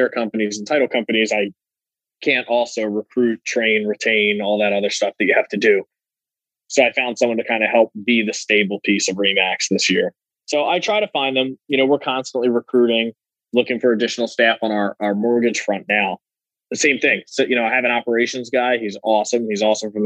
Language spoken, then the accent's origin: English; Philadelphia, Pennsylvania, United States; I am from Philadelphia my entire life, born and raised